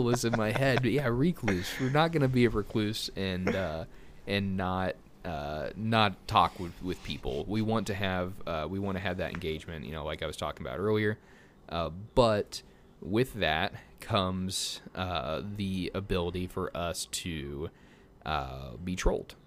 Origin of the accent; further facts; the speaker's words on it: Missouri, United States; also born or lived in Colorado; I'm from Missouri